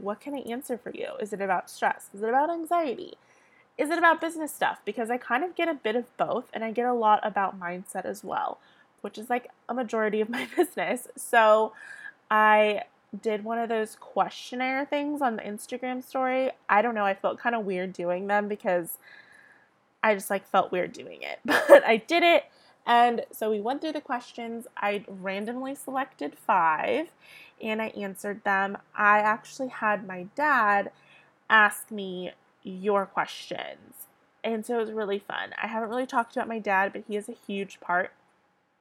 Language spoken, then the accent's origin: English; San Diego, California, United States; I'm from San Diego, California.